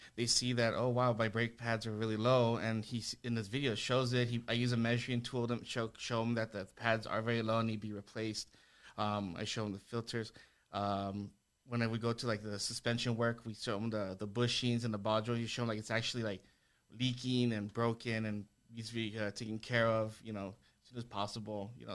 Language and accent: English; El Paso, Texas, United States; born and raised in El Paso, I went to Eastwood High School